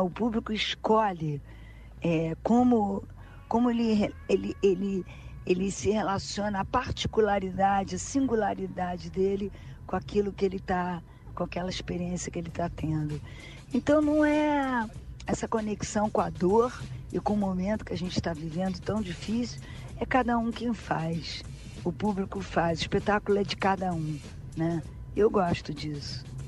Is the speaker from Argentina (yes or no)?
no; Rio de Janeiro, Brazil; Eu sou super carioca, sabe? Gosto de ser. Eu sempre falo que antes de ser brasileira eu sou carioca